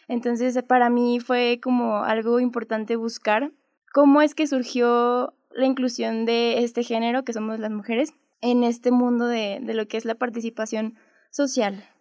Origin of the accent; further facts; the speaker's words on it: Guadalupe, Zacatecas, Mexico; soy de Guadalupe, Zacatecas.